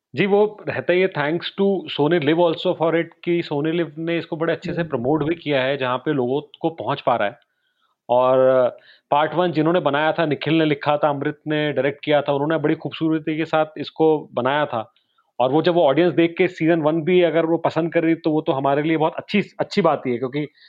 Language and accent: Hindi; Raipur, Chhattisgarh, India; also born or lived in Gwalior; रायपुर से बिलोंग करता हूँ